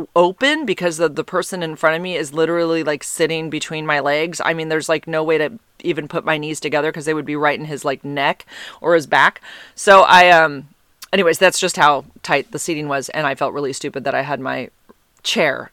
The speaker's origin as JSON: {"language": "English", "country": "United States", "said": "being an American."}